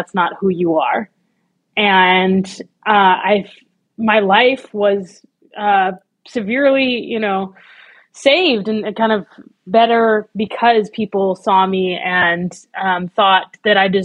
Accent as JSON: {"language": "English", "town": "Oakland", "region": "California", "country": "United States", "tie": "born or raised there", "said": "I grew up in Oakland, California"}